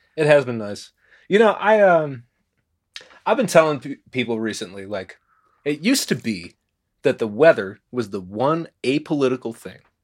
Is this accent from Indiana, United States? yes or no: no; Chicago, Illinois, United States; moved away; I grew up in Chicago